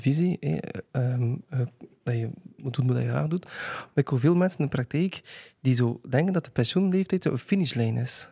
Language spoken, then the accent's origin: Dutch; Bruges, Flanders, Belgium; omdat ik van Brugge ben